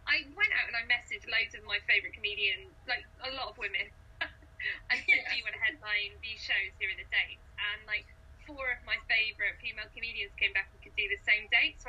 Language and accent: English; Cardiff, Wales, United Kingdom; I'm from Cardiff.